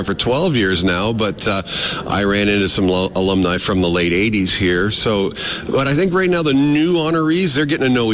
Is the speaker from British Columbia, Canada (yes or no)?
no; just north of Toronto, Ontario, Canada; So I am from Ontario, just north of Toronto. We do market garden and livestock